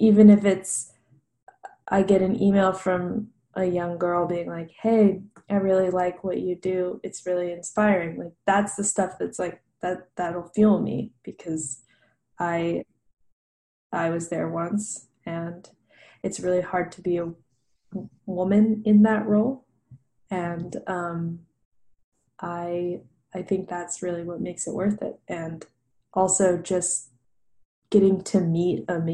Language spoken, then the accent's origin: English; Nashville, Tennessee, United States; grew up around music because I am from Nashville, which is where I live right now. I grew up here